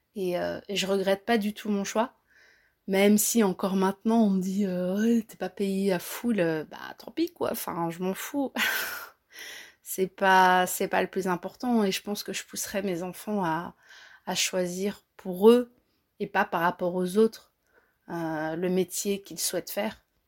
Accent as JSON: {"language": "French", "country": "Belgium", "tie": "born or raised there", "said": "Mes parents sont d'origine marocaine, euh, mais je suis belge, moi. Moi, je suis née en Belgique"}